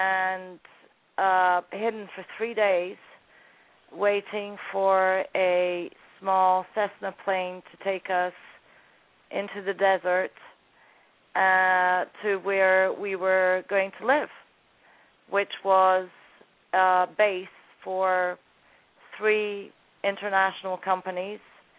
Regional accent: Scotland, United Kingdom; also born or lived in Sudan; When we entered Sudan, we came from Scotland

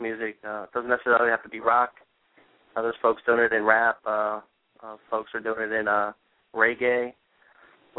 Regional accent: United States; being born here

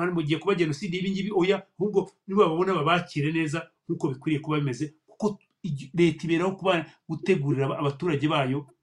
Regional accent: Rwanda; u rwanda rwacu ni rutoya

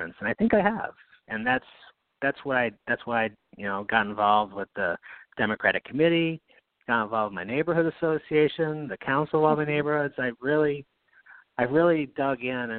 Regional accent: Knox, New York, United States; moved away as an adult; also born or lived in Berne, New York; now in Albany, United States; I grew up in Knox, which is the next town over.

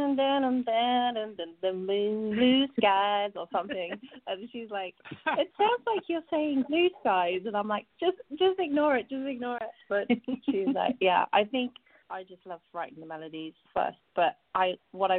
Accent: West Country, South West England, United Kingdom; I grew up in the West Country in England

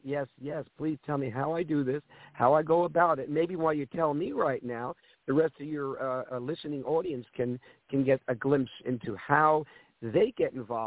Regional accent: New York City, New York, United States; I was in the restaurant business with my family growing up in New York City

